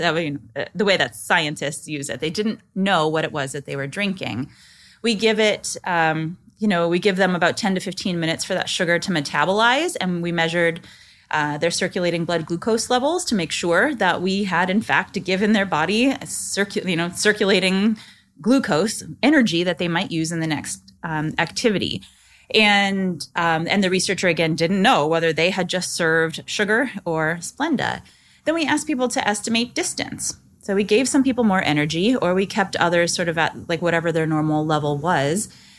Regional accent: Nebraska, United States; I grew up in Nebraska, actually, where Kool-Aid is from. It originated in Nebraska.

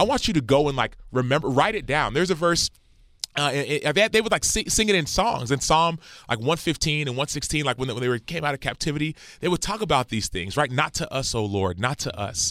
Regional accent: Dallas, Texas, United States; I was born in Dallas, Texas

